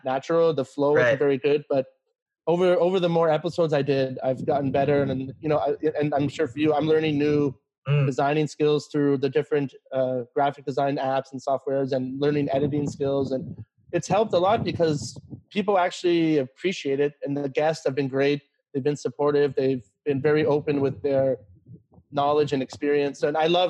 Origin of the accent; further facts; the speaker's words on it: Canada; also born or lived in China; I'm from Canada